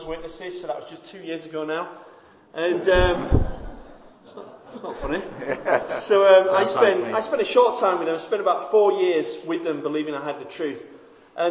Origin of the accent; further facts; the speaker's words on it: Bradford, Yorkshire and the Humber, United Kingdom; I'm from Bradford